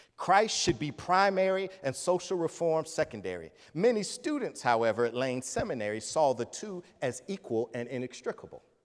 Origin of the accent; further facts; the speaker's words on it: Atlanta, Georgia, United States; moved away; I'm a kid from Atlanta.